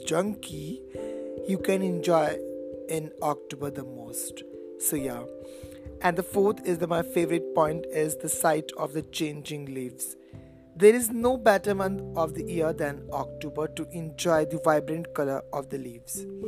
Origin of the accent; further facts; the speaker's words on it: India; I'm basically from India